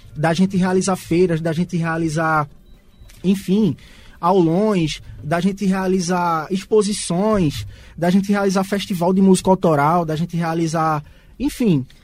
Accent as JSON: {"language": "Portuguese", "town": "Garanhuns", "region": "Pernambuco", "country": "Brazil", "said": "a gente saiu de Garanhuns para o Recife"}